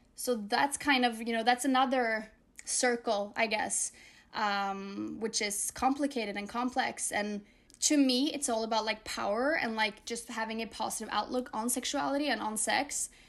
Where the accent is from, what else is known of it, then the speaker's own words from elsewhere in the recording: Norway; I'm Norwegian, and so is she, and then half Moroccan, and So we grew up together in Norway